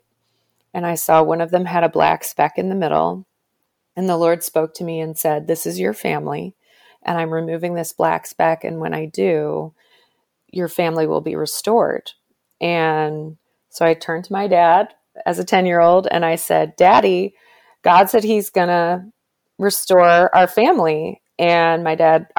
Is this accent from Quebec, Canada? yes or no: no; Toronto, Ontario, Canada; I did go to a Catholic school in Canada. I'm from Toronto